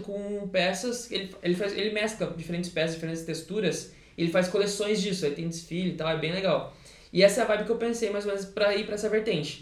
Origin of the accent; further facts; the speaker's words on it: Taquarituba?, São Paulo, Brazil; eu sou de Tararé, que é uma cidade pequena lá de São Paulo